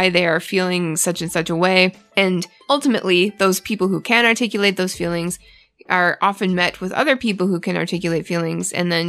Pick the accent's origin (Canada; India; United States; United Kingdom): Canada; because I'm Canadian, so I feel like I did a bad thing.